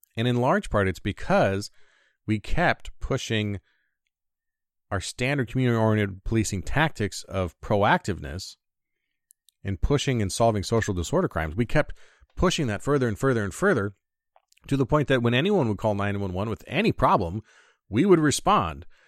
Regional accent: United States; as an American father, husband, and human being

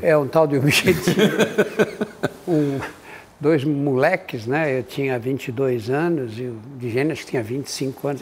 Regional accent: São Paulo, Brazil; eu nasci no Brás, o Brás era o bairro que recebia os imigrantes que vinham da Europa

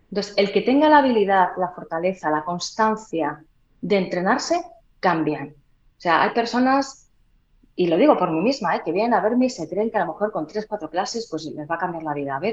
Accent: Huelva, Andalusia, Spain; veis yo también tenía un acento muy marcado, ¿eh? Yo soy de Huelva.

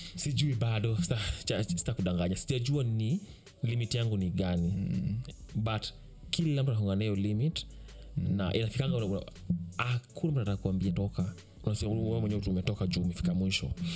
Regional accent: Kenya; kama mkenya wa kawaida

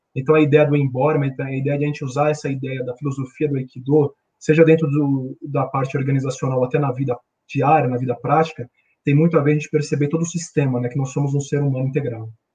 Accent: São Paulo, Brazil; eu sou paulistano, moro em São Paulo

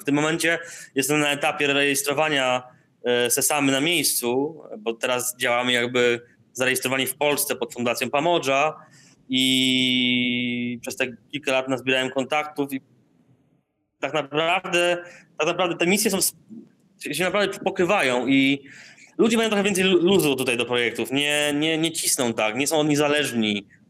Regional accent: Darłowo, West Pomeranian Voivodeship, Poland; moved away; also born or lived in Indonesia; Ja pochodzę z Darłowa, tam e, uczęszczałem do liceum imienia Stefana Żeromskiego

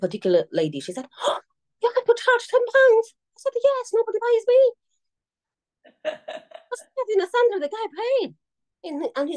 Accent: Beijing, China; now in Manchester, United Kingdom; I'm from Beijing

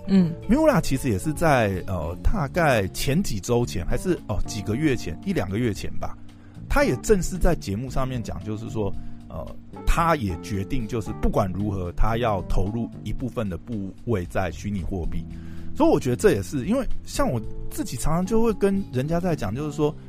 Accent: Taiwan; 我们台湾人

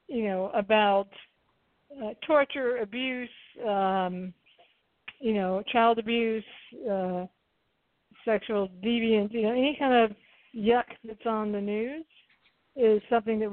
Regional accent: the South, United States; I grew up in the South

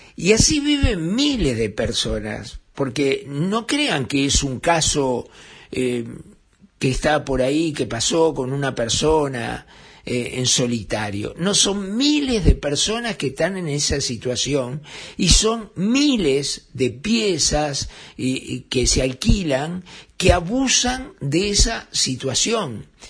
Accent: Uruguay

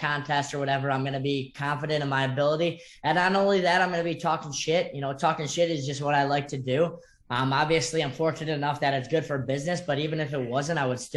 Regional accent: Chicago, Illinois, United States; moved away as an adult; now in South Florida, United States; I'm originally from Chicago

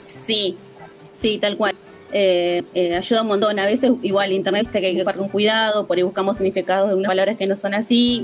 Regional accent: Bariloche, Río Negro, Argentina; me crié en Mariloche

